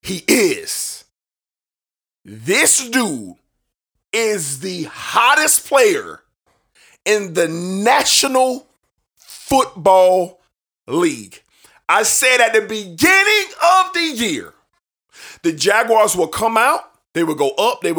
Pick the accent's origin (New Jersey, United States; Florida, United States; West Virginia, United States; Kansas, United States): Florida, United States; Jacksonville; born or raised there